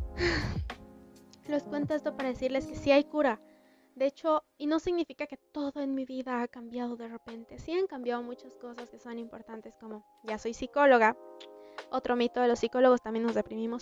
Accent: Bolivia; en mi país, en Bolivia, y en mi ciudad específicamente

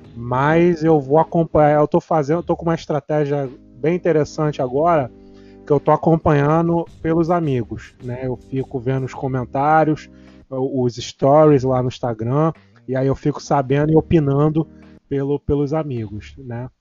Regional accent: Rio de Janeiro, Brazil; aqui na minha área, aqui, eu sou de Jardim América

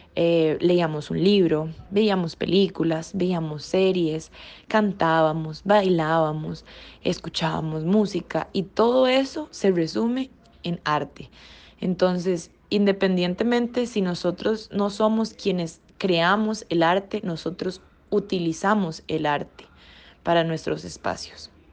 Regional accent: Costa Rica; nosotros como ticos apoyar el arte costarricense, porque aquí en Costa Rica

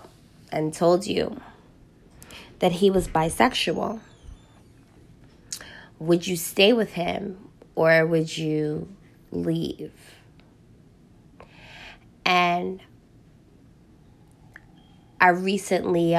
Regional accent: New York City, New York, United States; I am from Harlem, New York, more specifically 8th Avenue.

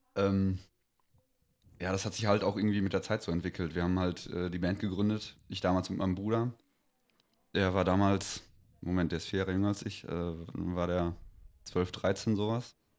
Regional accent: Greven, North Rhine-Westphalia, Germany; wir kommen aus, äh, aus Greven, also Kaff bei Münster

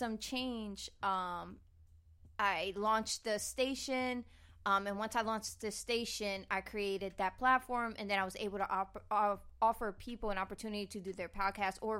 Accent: New Jersey, United States; New Jersey

